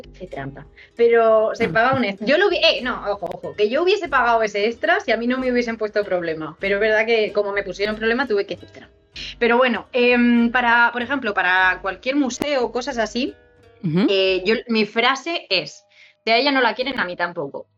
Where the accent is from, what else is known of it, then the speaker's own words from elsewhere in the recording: Murcia, Region of Murcia, Spain; accent: Murcian; Igual, igual de orgulloso tengo yo que estar de mi acento de Murcia